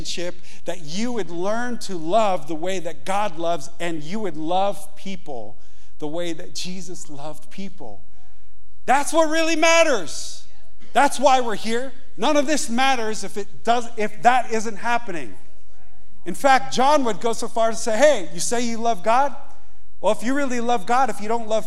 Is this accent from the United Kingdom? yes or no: no; Yonkers, New York, United States; moved away as an adult; now in Montana, United States; I grew up in Yonkers, New York. I grew up on the pavement